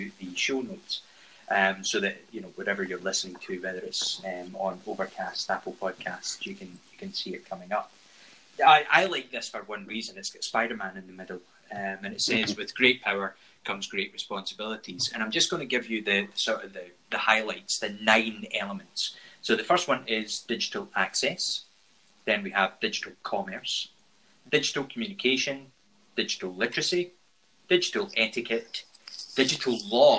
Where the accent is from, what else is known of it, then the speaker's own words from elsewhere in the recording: Scotland, United Kingdom; accent: Scottish; my Scottish accent